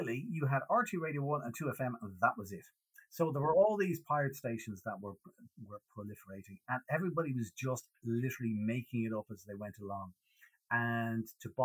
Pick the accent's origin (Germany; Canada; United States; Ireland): Ireland; Dublin, Leinster; accent: Irish; I grew up on the north side of Dublin in Clontarf.